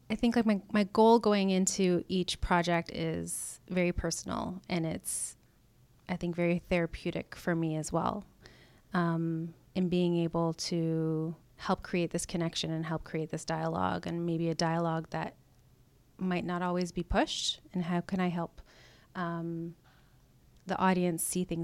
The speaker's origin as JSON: {"language": "English", "country": "Canada", "lives_now": "United States", "said": "I'm a Canadian American. I'll just put that out there. Very proud of where I come from."}